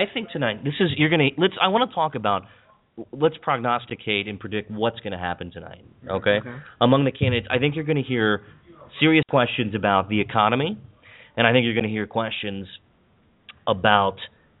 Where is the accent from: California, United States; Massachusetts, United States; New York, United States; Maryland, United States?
Maryland, United States; Hagerstown; where I grew up in Hagerstown